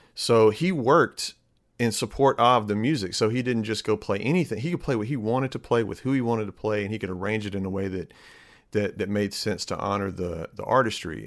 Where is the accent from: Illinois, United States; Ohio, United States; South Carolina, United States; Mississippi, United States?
Mississippi, United States; Starkville; moved away as an adult; now in Jacksonville, Alabama, United States; I grew up in Starkville